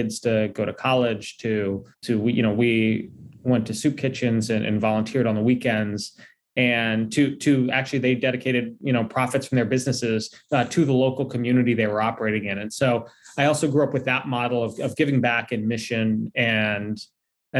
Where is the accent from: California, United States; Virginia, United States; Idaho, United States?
Virginia, United States; D.C.; I grew up in Virginia, just outside of Washington, D.C., and working there.